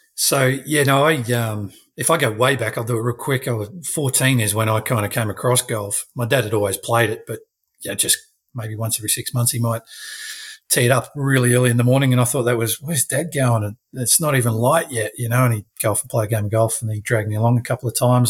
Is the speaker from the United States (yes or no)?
no; South Australia, Australia; now in Queensland, Australia; I am still South Australian.